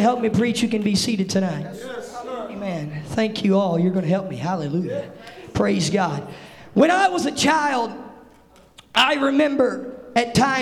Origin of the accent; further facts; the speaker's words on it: the South, United States; I'm from the South